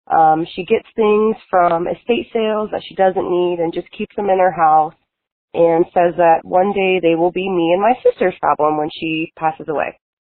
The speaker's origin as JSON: {"language": "English", "town": "Tampa", "region": "Florida", "country": "United States", "said": "I'm from Tampa, Florida."}